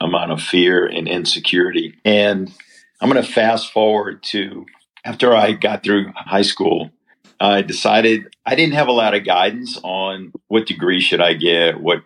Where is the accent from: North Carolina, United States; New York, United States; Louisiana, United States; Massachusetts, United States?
Louisiana, United States; New Orleans; I grew up in New Orleans, Louisiana